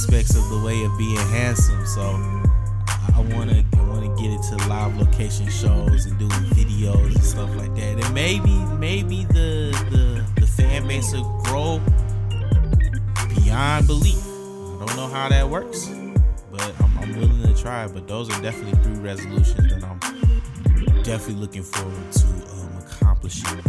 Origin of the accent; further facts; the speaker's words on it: Detroit, Michigan, United States; my hometown market, Detroit